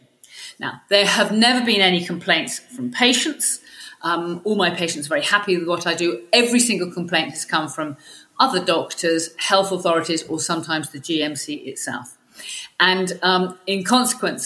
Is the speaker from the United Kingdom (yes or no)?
yes; Welwyn, Hertfordshire, East of England, United Kingdom; moved away as an adult; also born or lived in North London; now in Mid Wales, United Kingdom; I'm not Welsh. I mean, my family are North Londoners. We're brought up in Welling in Hertfordshire, and I only moved here, a few decades ago